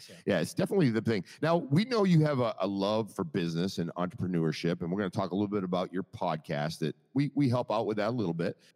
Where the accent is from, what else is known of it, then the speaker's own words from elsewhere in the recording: Maine, United States; now in Naples, United States; I'm originally from Maine. I've been down in, in Naples for 30, right, right about 34 years.